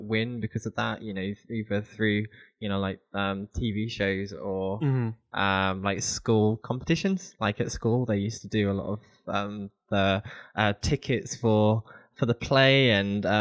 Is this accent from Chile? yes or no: no; Sittingbourne, England, United Kingdom; I grew up in a small village called Sittington